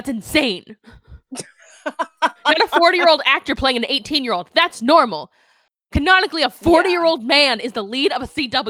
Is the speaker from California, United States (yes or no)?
yes; Anaheim, California, United States; also born or lived in Fullerton; Anaheim, so pretty darn close.